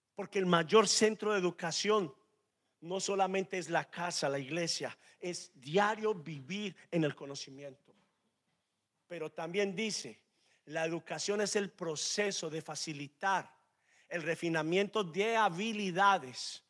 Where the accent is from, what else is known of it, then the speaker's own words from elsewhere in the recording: Medellín, Antioquia, Colombia; Los que somos de Medellín comemos la arepa seca arepa paisa